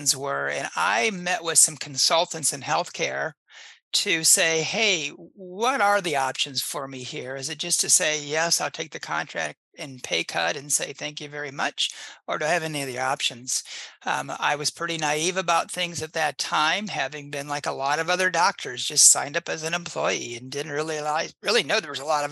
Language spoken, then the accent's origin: English; Indiana, United States; I grew up in Indiana and I practice in the same little county that I grew up in.